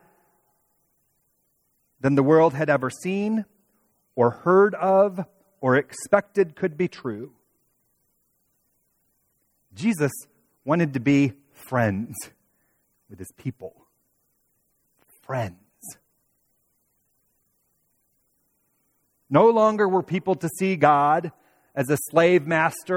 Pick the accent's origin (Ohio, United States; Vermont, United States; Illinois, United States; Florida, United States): Ohio, United States; Toledo; now in Indianapolis, United States; two others who I grew up with in Toledo